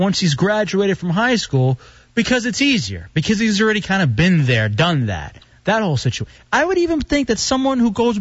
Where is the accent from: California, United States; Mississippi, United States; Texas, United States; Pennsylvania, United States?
Texas, United States; Dallas; growing up in Dallas, Texas